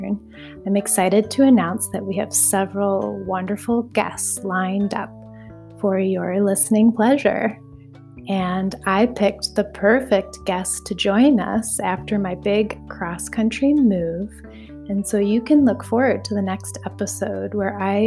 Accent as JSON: {"language": "English", "town": "Minneapolis", "region": "Minnesota", "country": "United States", "tie": "born or raised there", "also_born_or_lived": "Bay Area, California", "moved": "yes", "said": "I grew up in Minneapolis, but have not been back as an adult"}